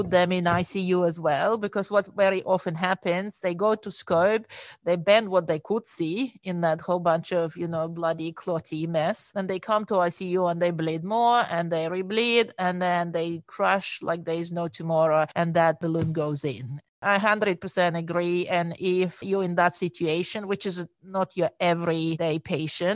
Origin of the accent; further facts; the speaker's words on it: Chernivtsi, Chernivtsi Oblast, Ukraine; moved away as an adult; now in Sydney, Australia; I was born and raised in Ukraine